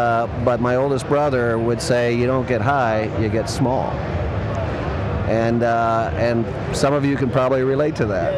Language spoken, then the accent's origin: English; Midwest, United States; I'm from the Midwest, so I'm used to a grid pattern street